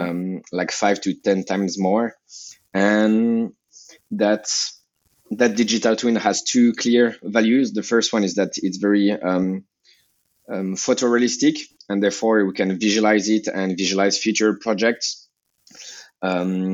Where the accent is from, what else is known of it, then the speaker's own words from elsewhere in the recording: Geneva, Switzerland; English is a second language; also born or lived in Lausanne / Hong Kong; I grew up in Geneva. And then in Lausanne